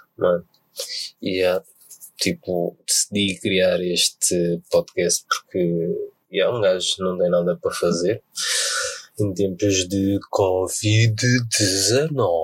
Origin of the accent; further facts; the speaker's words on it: Portugal; nascido e criado em Portugal mas de descendência angolana e holandesa